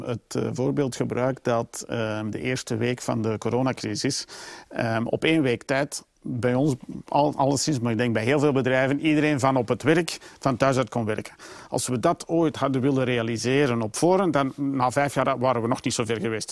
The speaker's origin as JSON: {"language": "Dutch", "area": "Flemings", "region": "Flanders", "country": "Belgium", "said": "we zijn sowieso altijd als Belgen en misschien Vlamingen"}